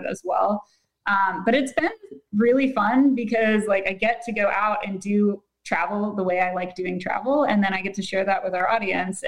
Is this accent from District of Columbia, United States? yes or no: no; Pittsburgh, Pennsylvania, United States; moved away as an adult; now in Charlotte, United States; growing up in Pittsburgh, and my school was always one that was like, you'll be lucky if you get a 2-hour delay